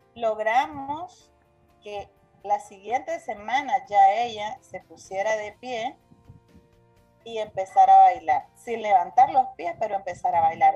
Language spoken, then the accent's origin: Spanish; Nicaragua; Soy una mujer nicaragüense